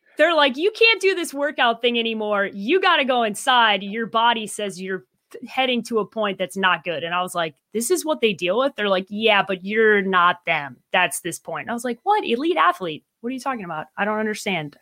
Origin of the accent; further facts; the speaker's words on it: Chicago, Illinois, United States; now in Arizona, United States; How's my hometown looking